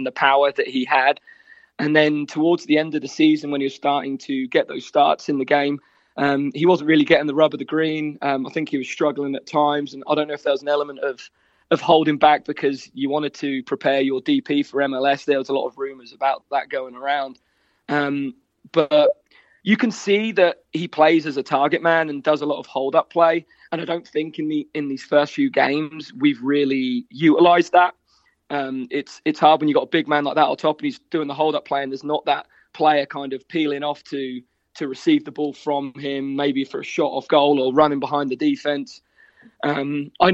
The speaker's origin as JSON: {"language": "English", "town": "Great Yarmouth", "region": "East of England", "country": "United Kingdom", "tie": "born or raised there", "accent": "Norfolk", "moved": "as an adult", "lives_now": "Cincinnati, United States", "said": "Originally, I'm from Norfolk, from Great Yarmouth."}